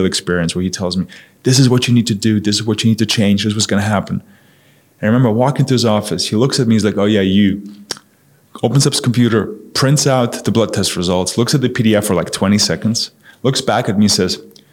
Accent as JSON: {"language": "English", "town": "Munich", "region": "Bavaria", "country": "Germany", "tie": "born or raised there", "also_born_or_lived": "New York", "moved": "as an adult", "said": "I grew up in Germany, in Munich"}